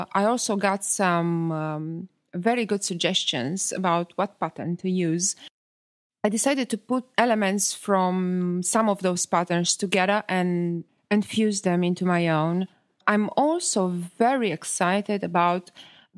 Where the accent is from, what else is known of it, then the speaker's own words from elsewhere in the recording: Italy; English is a second language; moved away; I come from Italy